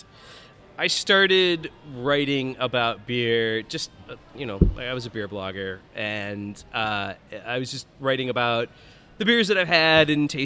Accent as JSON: {"language": "English", "town": "Albany", "region": "New York", "country": "United States", "tie": "born or raised there", "also_born_or_lived": "Chicago, Illinois", "said": "I've lived in Albany really since I was in like middle school. Went to Bethlehem Central High School"}